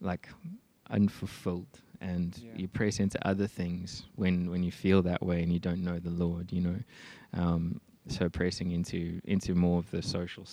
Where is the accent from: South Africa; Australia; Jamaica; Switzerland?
South Africa; Johannesburg, Gauteng; also born or lived in Mpumalanga; Then we moved from Johannesburg to Mpumalanga, and spent quite a few years there.